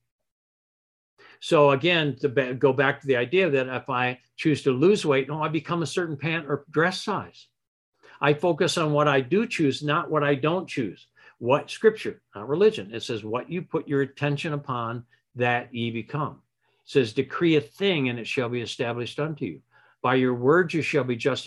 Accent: Michigan, United States; I grew up in Michigan

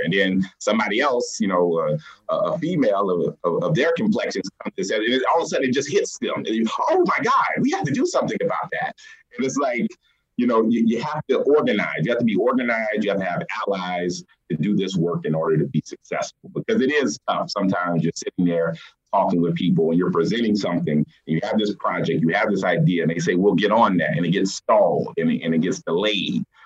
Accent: South Carolina, United States; moved away as an adult; now in Des Moines, Iowa, United States; I'm originally from South Carolina, and I started out doing this work in South Carolina

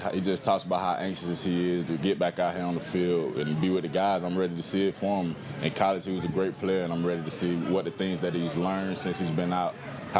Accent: Georgia, United States; moved away as an adult; now in Jacksonville, United States; I'm from the state of Georgia.

